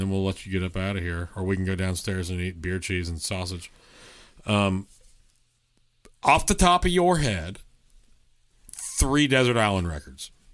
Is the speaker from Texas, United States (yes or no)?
yes; Texas, United States; I'm from Texas